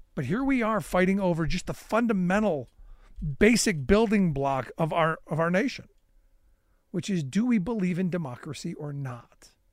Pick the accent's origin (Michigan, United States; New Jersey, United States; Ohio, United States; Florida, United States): Ohio, United States; Cleveland; my hometown of Cleveland